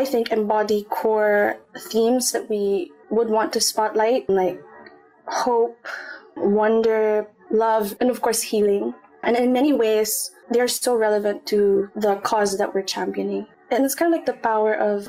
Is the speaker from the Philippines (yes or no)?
yes; Calamba, Calabarzon, Philippines; moved away as an adult; now in Singapore; we're both from Calamba